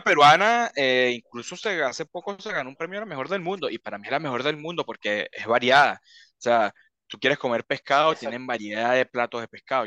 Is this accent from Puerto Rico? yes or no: no; Venezuela; now in Chile; cuando yo salí de Venezuela